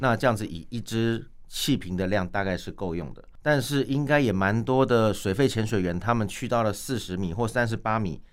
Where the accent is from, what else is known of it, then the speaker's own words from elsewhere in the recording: Taiwan; 我们台湾人